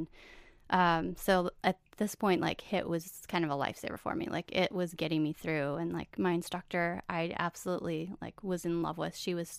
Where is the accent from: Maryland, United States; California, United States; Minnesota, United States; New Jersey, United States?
Minnesota, United States; White Bear Lake; White Bear Lake, okay. Minnesota.